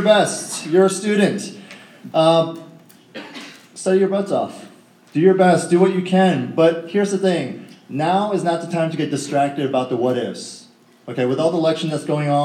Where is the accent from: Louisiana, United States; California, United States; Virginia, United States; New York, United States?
Virginia, United States; Northern; born and raised in Northern Virginia, I went to Mason High School